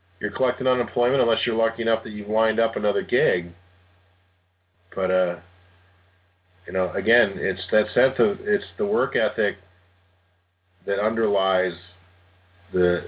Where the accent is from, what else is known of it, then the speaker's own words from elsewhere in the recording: Cleveland, Ohio, United States; moved away as an adult; also born or lived in Philadelphia; I grew up in Cleveland